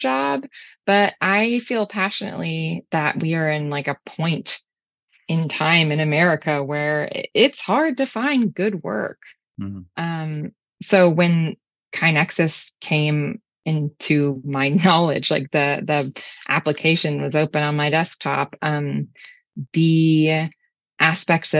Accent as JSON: {"language": "English", "town": "Houston", "region": "Texas", "country": "United States", "also_born_or_lived": "Chicago / Scotland", "moved": "as an adult", "said": "I guess I've always been a Texan. I'm from Houston, but I spent a lot of time in Chicago in college"}